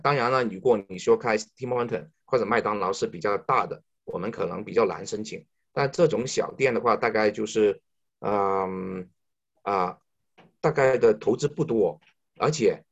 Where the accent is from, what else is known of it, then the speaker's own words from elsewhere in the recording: China; moved away as an adult; now in Canada; 我们中国人强大了